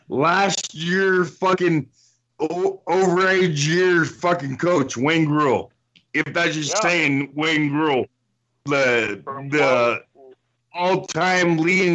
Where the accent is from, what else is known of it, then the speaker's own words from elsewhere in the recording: Windsor, Ontario, Canada; my hometown, Windsor, Ontario.